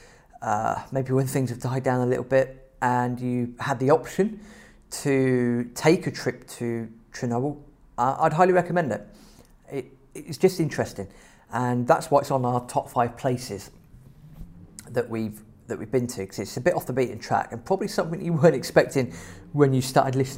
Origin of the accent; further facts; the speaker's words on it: England, United Kingdom; we're English